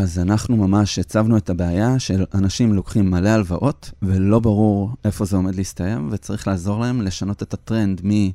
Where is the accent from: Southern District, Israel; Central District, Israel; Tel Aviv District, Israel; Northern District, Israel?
Central District, Israel; Petah Tikva; שגדלנו בדאונטאון פתח תקווה של שנות ה-80